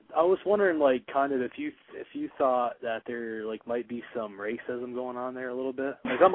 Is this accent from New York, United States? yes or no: no; Vermont, United States; I'm from Vermont, actually.